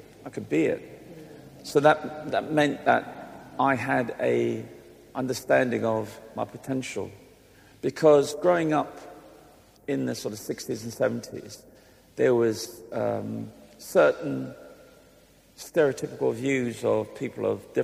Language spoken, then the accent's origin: English; London, United Kingdom; also born or lived in Islington; I'm a long-suffering Gooner, because I grew up in Highbury